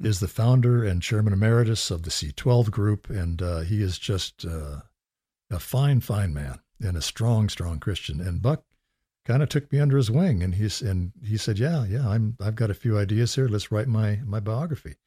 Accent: California, United States; growing up in California

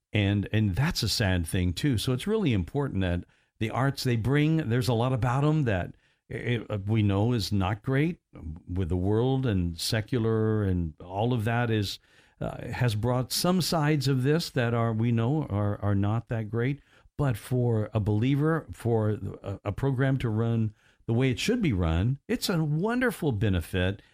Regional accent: Evansville, Indiana, United States; when I grew up in Evansville

